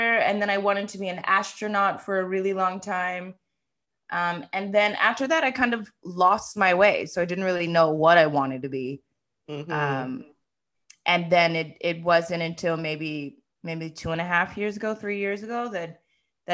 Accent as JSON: {"language": "English", "region": "Maryland", "country": "United States", "tie": "born or raised there", "moved": "yes", "said": "I was born and raised in Maryland"}